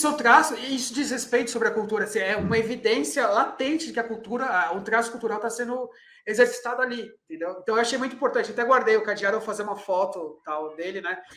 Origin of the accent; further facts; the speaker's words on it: Brazil; Eu sou brasileiro e a gente tem o jeitinho brasileiro enraizado